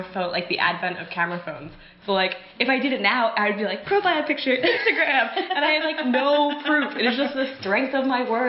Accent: Malvern, Pennsylvania, United States; Yes, Malvern, Pennsylvania, a suburb of Philadelphia...

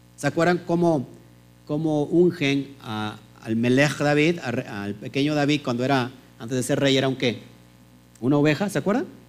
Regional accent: Mexico; en México tenemos leyes

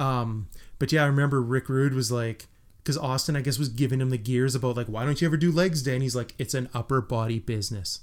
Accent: Western Canada, Canada; we are from Western Canada

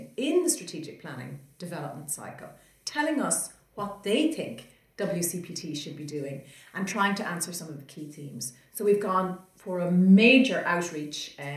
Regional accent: Ireland; we're both from Ireland

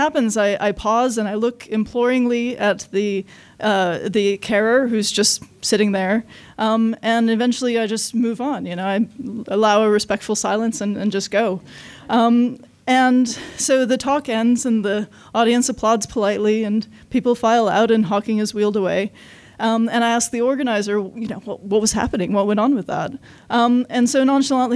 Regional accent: Los Angeles, California, United States; I grew up in Los Angeles

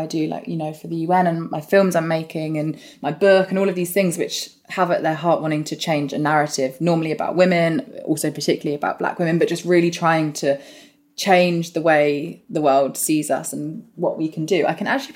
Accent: Northampton, East Midlands, United Kingdom; we're both from Northampton. So I grew up really in this place

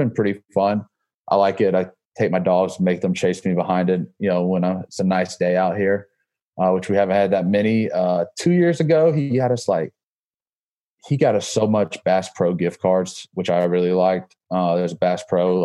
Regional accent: Georgia, United States; moved away as an adult; also born or lived in Alabama / Florida; now in Massachusetts, United States; I grew up in Georgia, obviously

